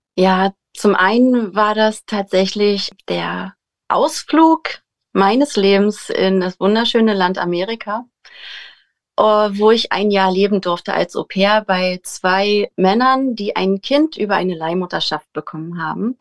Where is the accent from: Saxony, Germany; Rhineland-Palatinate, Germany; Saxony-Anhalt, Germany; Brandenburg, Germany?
Brandenburg, Germany; Potsdam; Wir kommen aus Potsdam